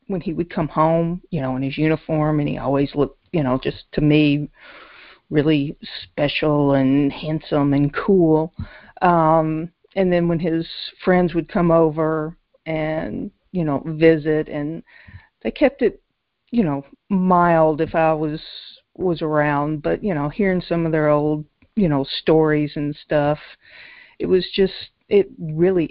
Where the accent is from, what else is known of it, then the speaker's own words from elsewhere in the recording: Nashville, Tennessee, United States; also born or lived in Memphis, Tennessee; Grew up in Nashville, Tennessee. Actually born in Memphis there all of 6 weeks